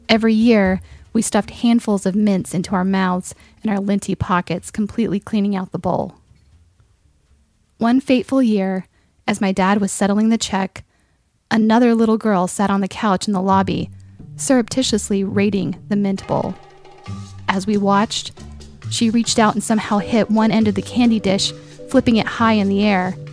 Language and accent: English; Raleigh, North Carolina, United States; When I was a child growing up in Raleigh, North Carolina, my family had a tradition of inviting one or two friends to join us for dinner at the Plantation Inn every Christmas season.